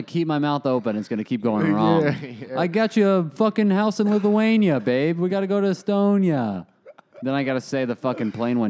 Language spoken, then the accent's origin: English; Arizona, United States; Growing up in Arizona